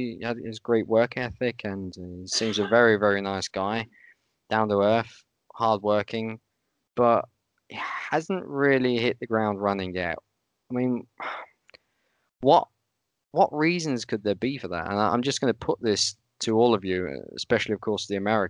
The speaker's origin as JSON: {"language": "English", "country": "United Kingdom", "moved": "yes", "lives_now": "Austria", "said": "I, as a Brit"}